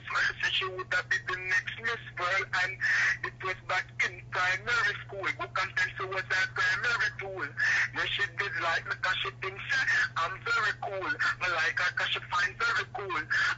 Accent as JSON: {"language": "English", "town": "Kingston", "region": "Saint Andrew", "country": "Jamaica", "said": "As you know, I come from Maxfield, a small garrison in Jamaica, Kingston 13, you know what I'm saying?"}